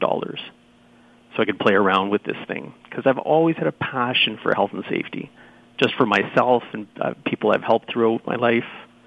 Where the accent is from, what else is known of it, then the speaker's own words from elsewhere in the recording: Sudbury, Ontario, Canada; also born or lived in Toronto, Canada; I moved back to my hometown, which is up here